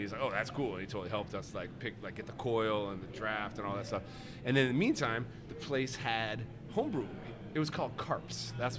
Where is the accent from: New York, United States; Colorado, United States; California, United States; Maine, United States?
Colorado, United States; I grew up in Colorado, right?